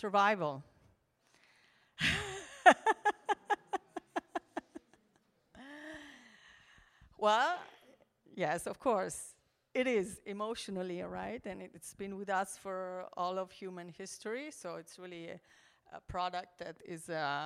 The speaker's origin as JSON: {"language": "English", "country": "Switzerland", "tie": "born or raised there", "also_born_or_lived": "Milan, Italy", "moved": "as an adult", "lives_now": "Maremma, Italy", "said": "I was born in Milan, Italy, and I grew up in the Alps in Switzerland"}